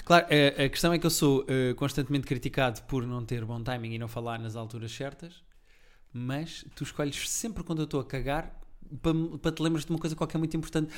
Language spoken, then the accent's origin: Portuguese; Portugal; sou português